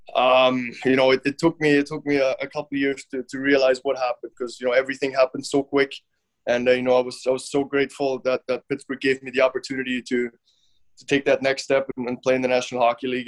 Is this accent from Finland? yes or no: yes; Finland; moved away; I was actually born in Finland, um, but my dad was I think he was the coach at that point